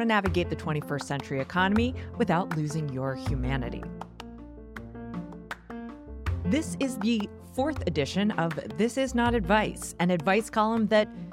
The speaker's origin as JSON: {"language": "English", "country": "United States", "tie": "born or raised there", "said": "an American who has always lived in the U.S."}